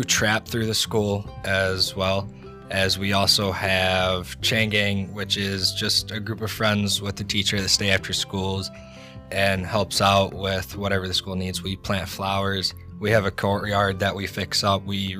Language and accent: English; Clifford, Pennsylvania, United States; also born or lived in Fleetville; We are from Fleetville and Clifford.